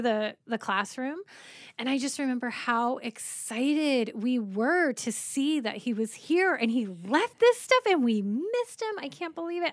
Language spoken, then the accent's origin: English; Colorado, United States; now in California, United States; I grew up in Colorado